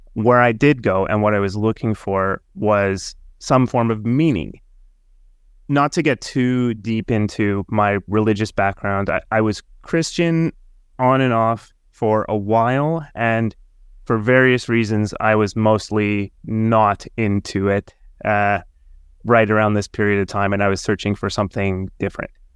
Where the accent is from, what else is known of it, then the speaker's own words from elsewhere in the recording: Canada; moved away as an adult; now in Finland; I'm from Canada